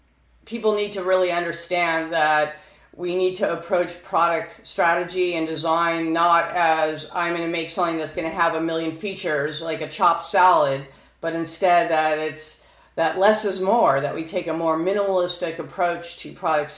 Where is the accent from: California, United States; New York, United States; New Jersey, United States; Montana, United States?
California, United States; I'm from California